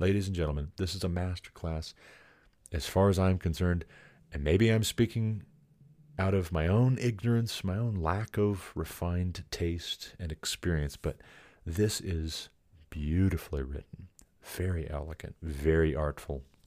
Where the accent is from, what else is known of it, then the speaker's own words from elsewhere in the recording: United States; I'm an American